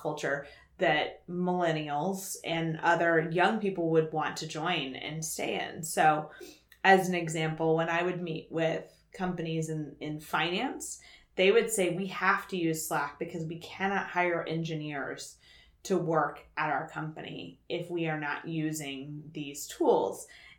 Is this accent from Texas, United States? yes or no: yes; Texas, United States; now in Bay Area, United States; I've lived in the Bay Area since 2005, but I'm originally from Texas.